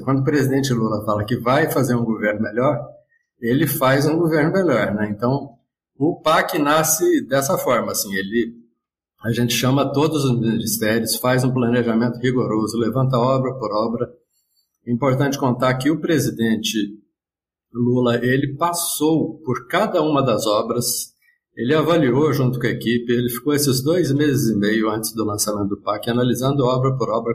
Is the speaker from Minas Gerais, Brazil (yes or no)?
yes; Minas Gerais, Brazil; Eu sou mineiro.